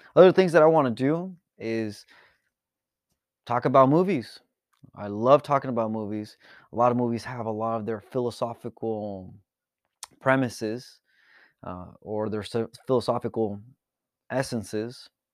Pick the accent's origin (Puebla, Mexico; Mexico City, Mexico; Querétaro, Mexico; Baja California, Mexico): Baja California, Mexico; Tijuana; now in San Diego, United States; I was born here in San Diego, California, and I was actually raised across the border in Tijuana, Baja California.